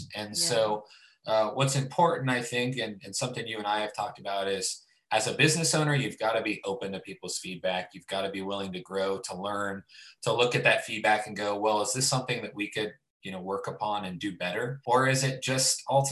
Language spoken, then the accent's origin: English; Youngstown, Ohio, United States; moved away as an adult; now in Columbus, United States; I'm initially from Youngstown, Ohio, which is Northeast Ohio, a huge Italian population. And so I grew up on a lot of cooking with my family